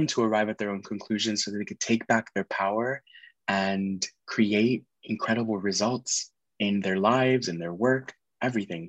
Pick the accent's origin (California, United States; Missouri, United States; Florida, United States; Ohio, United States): Florida, United States; Miami; moved away as an adult; also born or lived in Nashville; I was born and raised in Miami, Florida.